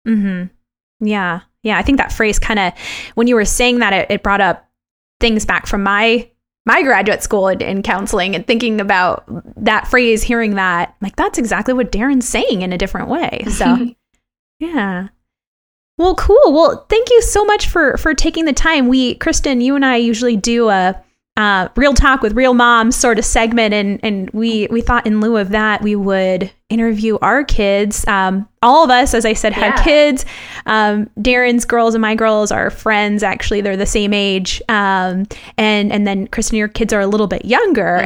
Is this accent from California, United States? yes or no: yes; Los Angeles, California, United States; moved away; when I was uh, younger back in Los Angeles